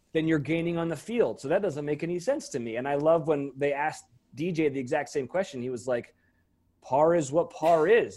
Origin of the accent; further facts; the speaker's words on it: Monterey, California, United States; I grew up in Monterey